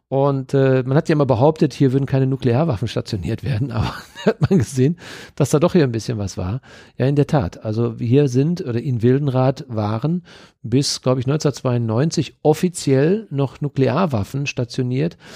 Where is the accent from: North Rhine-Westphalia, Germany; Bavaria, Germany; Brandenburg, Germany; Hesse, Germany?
North Rhine-Westphalia, Germany; Dortmund; Ja, so sind wir Dortmunder.